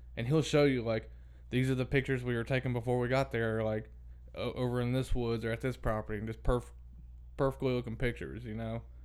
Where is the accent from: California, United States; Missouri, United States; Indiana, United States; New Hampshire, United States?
Indiana, United States; Brownstown; also born or lived in Crothersville, Indiana; We moved from Crothersville to out in the country in Crothersville. We moved into my aunt and uncle's house that they built. So it wasn't real old. And then when we moved from there to Brownstown